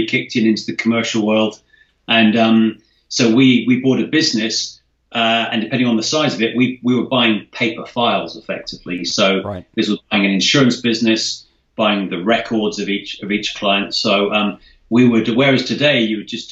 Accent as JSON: {"language": "English", "region": "London", "country": "United Kingdom", "tie": "born or raised there", "said": "I was born in the UK. I'm half Scottish, half English. Was raised around London."}